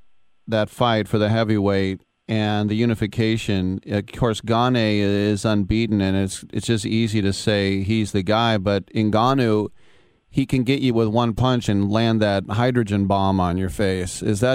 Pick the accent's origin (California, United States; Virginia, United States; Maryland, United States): California, United States; Oakland; accent: Oakland; Sorry, I let my Oakland accent get the best of me.